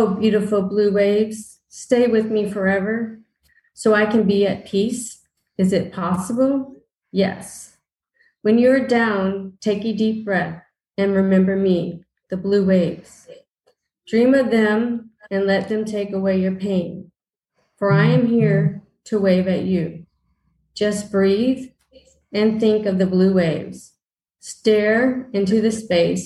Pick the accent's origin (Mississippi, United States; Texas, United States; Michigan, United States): Texas, United States; San Antonio; I'm actually from San Antonio, Texas